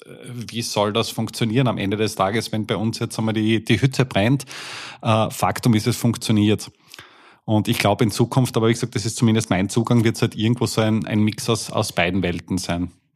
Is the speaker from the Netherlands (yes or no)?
no; Austria; Wir kommen jetzt aus, aus Österreich